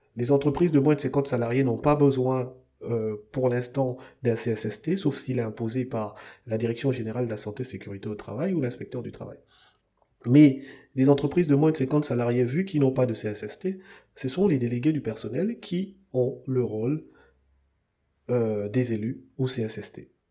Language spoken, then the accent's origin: French; Gabon; chez nous au Gabon, on est une jeune démocratie, un jeune pays